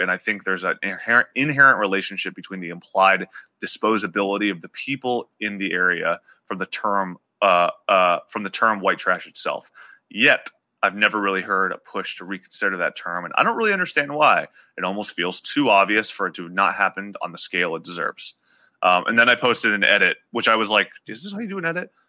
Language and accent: English; Appalachia, United States; growing up in Appalachia